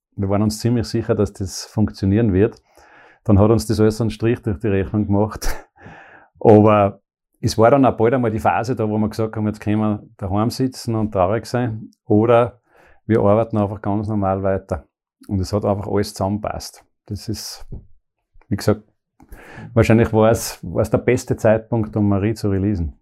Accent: Pongau, Salzburg, Austria; moved away as an adult; now in Graz, Austria; Ich bin aus dem Bongau, eben im Bongau in Salzburg, also geboren dort.

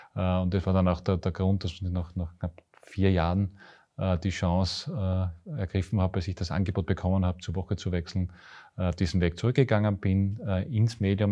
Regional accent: Graz, Styria, Austria; ich bin Grazer mit. Herz und Seele

